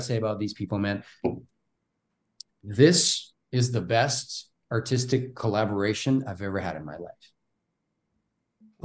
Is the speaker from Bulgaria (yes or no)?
yes; Bulgaria; English is a second language; moved away as an adult; I'm from Bulgaria